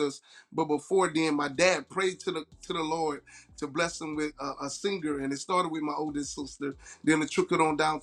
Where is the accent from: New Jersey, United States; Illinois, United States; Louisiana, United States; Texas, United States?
Louisiana, United States; Hammond; I'm from Hammond, Louisiana, man. I'm number 5 of 10 children.